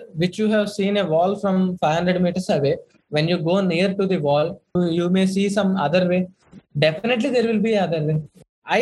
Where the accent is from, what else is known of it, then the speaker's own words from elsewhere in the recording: Bhimavaram, Andhra Pradesh, India; moved away as an adult; also born or lived in Chennai; my hometown is Bhimavaram, which is a very remote place